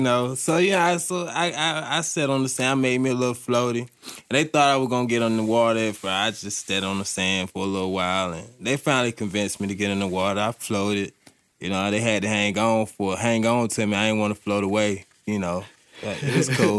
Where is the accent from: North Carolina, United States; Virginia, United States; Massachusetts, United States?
North Carolina, United States; Durham; moved away as an adult; now in Asheville, United States; I'm from Durham, North Carolina. Uh, move to the Asheville, you know, to chase this recovery